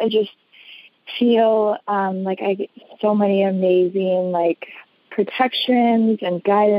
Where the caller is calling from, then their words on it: Wisconsin, United States; I'm calling from Wisconsin, from across Wisconsin.